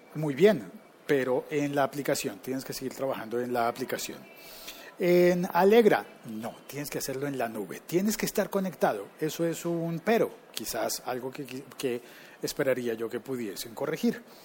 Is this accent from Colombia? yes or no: yes; Colombia; una compañía que está en mi país